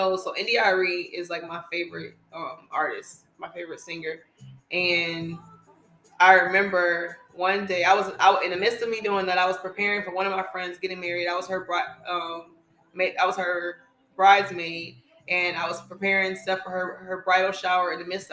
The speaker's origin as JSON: {"language": "English", "town": "Atlanta", "region": "Georgia", "country": "United States", "tie": "born or raised there", "moved": "as an adult", "lives_now": "North Carolina, United States", "said": "I was living back in my hometown of Atlanta"}